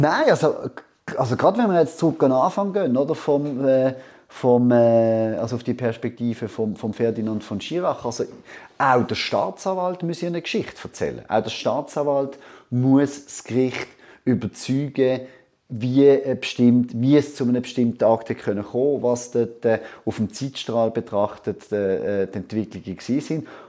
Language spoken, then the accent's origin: German; Basel, Basel-Stadt, Switzerland; ich bin in Basel aufgewachsen